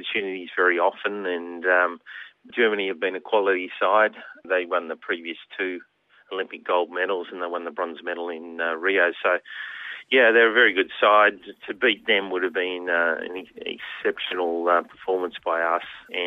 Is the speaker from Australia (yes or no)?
yes; Australia; moved away as an adult; also born or lived in Belgium; now in New Zealand; I'm an Aussie